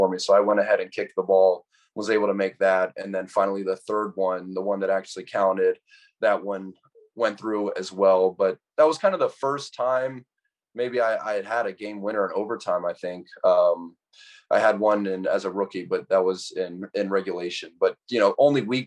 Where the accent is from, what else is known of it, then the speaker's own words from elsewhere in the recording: Atlanta, Georgia, United States; growing up in Atlanta, being able to go to a college 15 minutes from my house